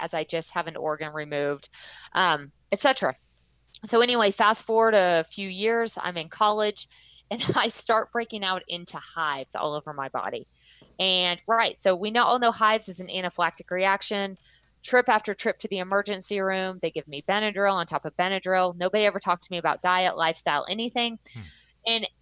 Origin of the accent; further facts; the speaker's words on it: Texas, United States; moved away; I did a lot of my growing up in Texas